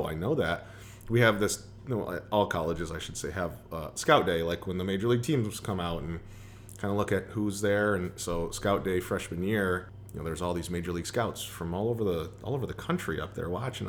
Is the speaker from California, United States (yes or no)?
no; Toledo, Ohio, United States; to be at a D1 school in my hometown where I still knew everybody